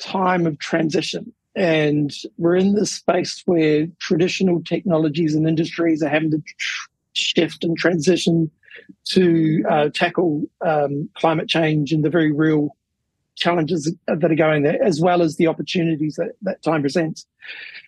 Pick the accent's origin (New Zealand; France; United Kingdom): New Zealand; When I was growing up, I grew up in New Zealand